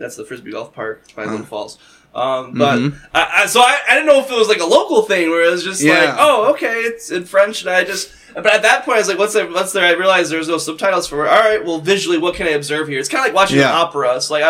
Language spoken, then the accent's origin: English; England, United Kingdom; But you're reading it, because I'm English, reading it, because I don't speak South Korean